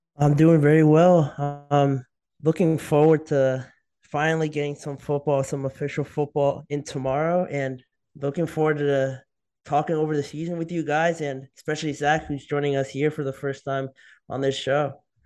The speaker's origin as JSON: {"language": "English", "region": "New Jersey", "country": "United States", "moved": "yes", "said": "I'm from New Jersey"}